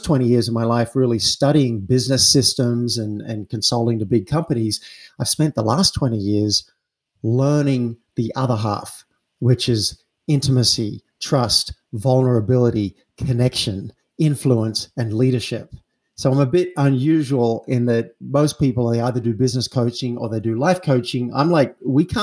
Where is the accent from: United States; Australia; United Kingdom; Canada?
Australia; I'm an Aussie. I grew up in an Australian town